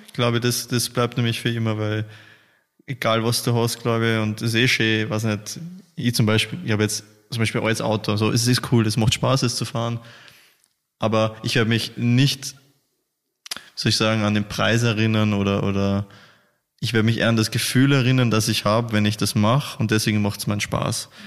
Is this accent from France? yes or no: no; Austria; bei uns in Österreich